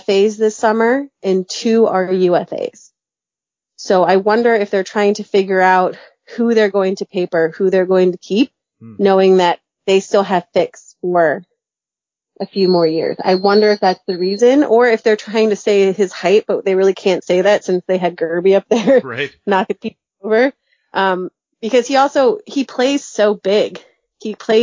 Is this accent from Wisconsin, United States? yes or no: no; Chicago, Illinois, United States; moved away; also born or lived in Ohio; I grew up in Chicago